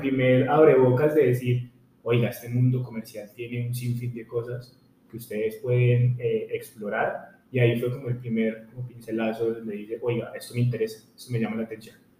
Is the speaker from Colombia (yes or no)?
yes; Pereira, Risaralda, Colombia; yo soy de Pereira